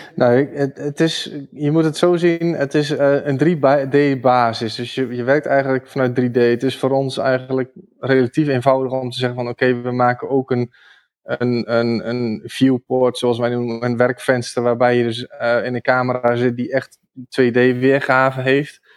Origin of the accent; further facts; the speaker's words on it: Rijssen, Overijssel, Netherlands; accent: eastern Dutch; also born or lived in Zwolle; ik woon zelf in, in Rijssen. Dat is eh, een, stad in de buurt van eh, Almelo, eh, Engelo, die, die richting. Dus in, in het oosten van het land. Kun je misschien ook wel horen aan mijn accent